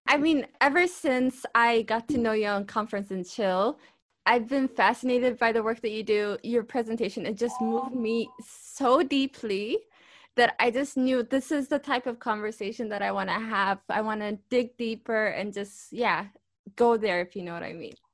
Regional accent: Ethiopia; now in Europe; I'm Ethiopian.

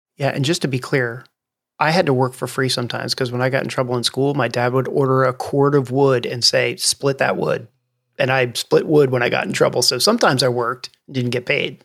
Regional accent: New Jersey, United States; I grew up in New Jersey, which is one of the only two states in the nation that doesn't have self-serve gas

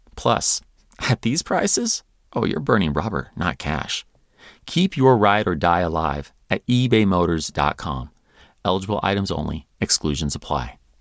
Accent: United States; as an American

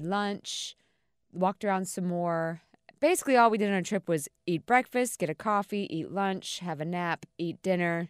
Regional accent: Carolina Beach, North Carolina, United States; I'm from Carolina Beach

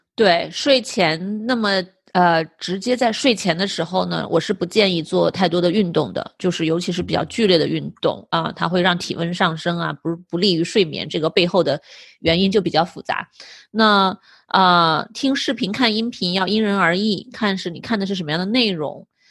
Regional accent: northern China, China; now in United States; 我也是北方长大的

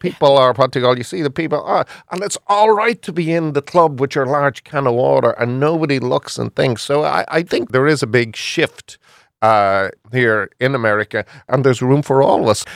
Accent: Ireland; moved away as an adult; also born or lived in Houston, Texas; now in Philadelphia, United States; I'm from Ireland

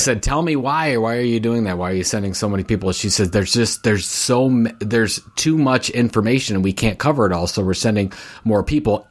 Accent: Cleveland, Ohio, United States; Cleveland, course, that's my hometown

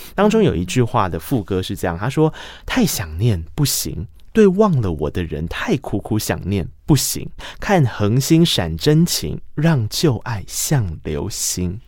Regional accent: Tainan, Taiwan; 因为毕竟我来自台南，我们的公车是一个半小时一台

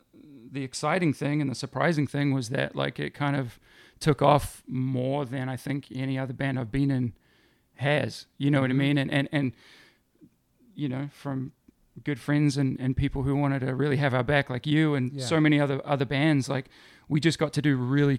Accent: Middlesbrough, North East England, United Kingdom; born there; moved away; Incorrect. I was born in England, in the northeast of England, in a town called Middlesbrough.

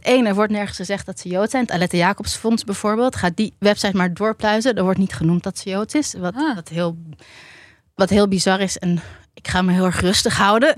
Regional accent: Tiel, Gelderland, Netherlands; ik ben geboren in Tiel

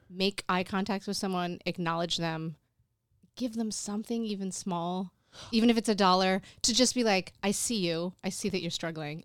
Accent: Endicott, New York, United States; moved away as an adult; also born or lived in Canada / Alfred, New York; My hometown is Endicott, New York

